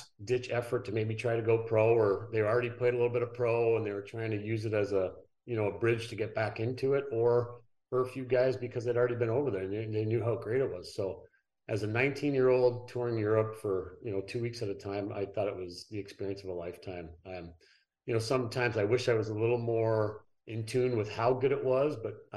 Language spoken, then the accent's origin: English; Ottawa, Ontario, Canada; Came back to Ottawa, my hometown